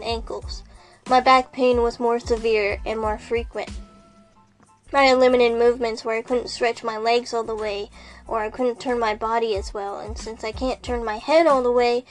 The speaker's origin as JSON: {"language": "English", "region": "Texas", "country": "United States", "tie": "born or raised there", "said": "I grew up in Texas"}